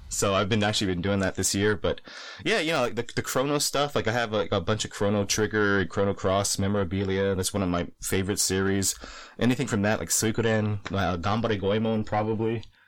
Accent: Hawaii, United States; I, I grew up in Hawaii

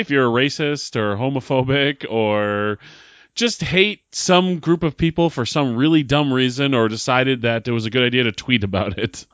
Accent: Derry, New Hampshire, United States; the great state of New Hampshire, my home state, my hometown of Derry, New Hampshire

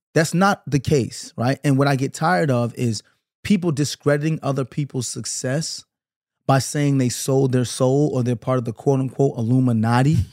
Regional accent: Brooklyn, New York, United States; I'm from Brooklyn. I grew up in the nineties

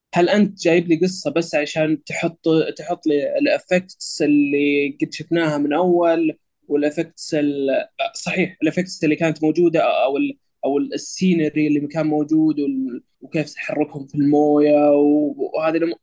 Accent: Saudi Arabia; عندنا بالسعوديه

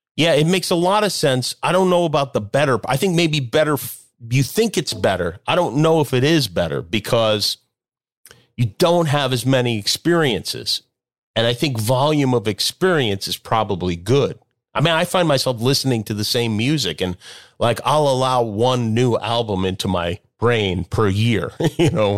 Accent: Las Vegas, Nevada, United States; moved away; I grew up in Las Vegas

